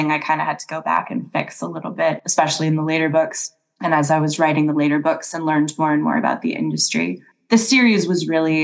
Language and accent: English; Minnesota, United States; I grew up in Minnesota